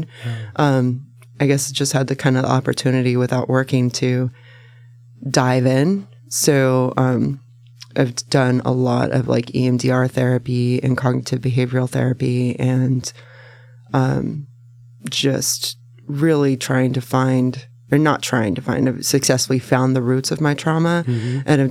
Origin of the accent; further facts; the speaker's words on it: Salem, Oregon, United States; also born or lived in Tacoma, Washington; I was born in Tacoma, but I was raised in Salem.